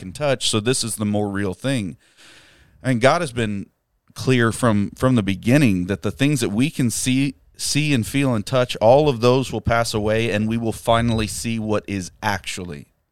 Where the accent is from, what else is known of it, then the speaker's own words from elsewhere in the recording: United States; being American